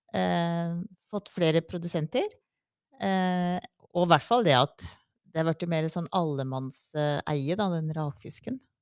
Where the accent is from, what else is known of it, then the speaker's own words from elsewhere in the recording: Innlandet, Norway; moved away; jeg er fra Østerdalen